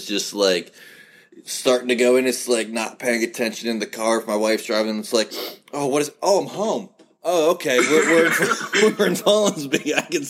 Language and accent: English; Follansbee, West Virginia, United States; I actually live in this crap hole of a town. Thank you very much. This is my hometown